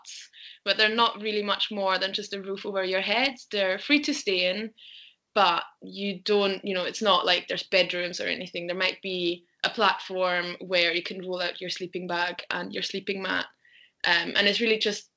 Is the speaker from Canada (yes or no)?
no; Vienna, Austria; moved away as an adult; now in Glasgow, United Kingdom; growing up in Vienna as a kid